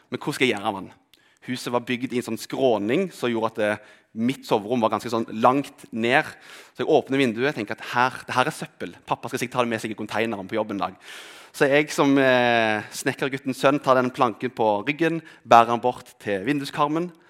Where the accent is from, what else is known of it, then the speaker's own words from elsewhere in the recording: Rogaland, Norway; also born or lived in Telemark; Kanskje er det fordi vi flytta fra Telemark til Rogaland.